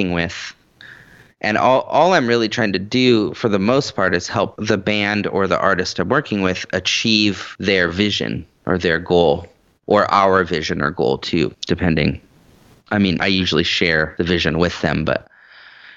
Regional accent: the Northwest, Washington, United States; moved away as an adult; now in Nashville, United States; I've been doing Seattle my whole life, at least the area. I grew up in the Northwest

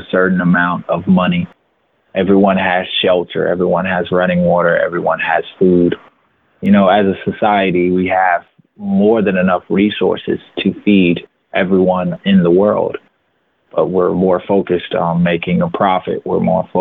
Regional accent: Atlanta, Georgia, United States; I grew up in Atlanta, Georgia

